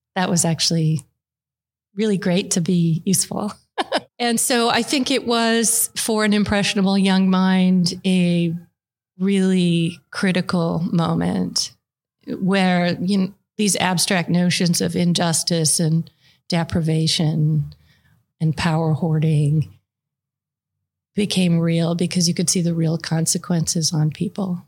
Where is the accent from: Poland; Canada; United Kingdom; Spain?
Canada; Calgary, Alberta; now in United States; I actually grew up in Calgary